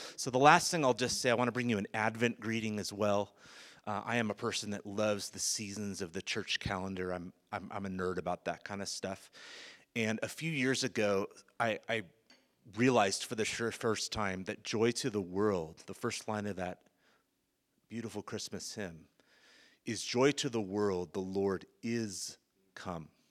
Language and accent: English; Bay Area, California, United States; now in South Africa; born and raised in the Bay Area